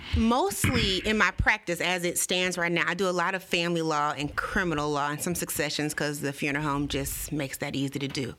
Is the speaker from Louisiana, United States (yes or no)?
yes; Baton Rouge, Louisiana, United States; this is my hometown